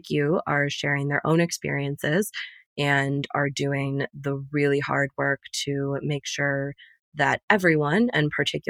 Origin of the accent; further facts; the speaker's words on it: United States; also born or lived in Middle East; my role as an American